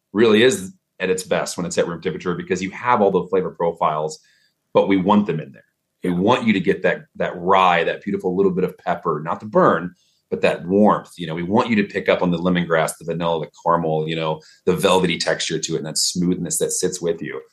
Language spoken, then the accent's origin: English; Dallas, Texas, United States; accent: Texas; moved away; I'm from Texas, so I don't really have a strong Texas accent until I'm either talking to someone from back home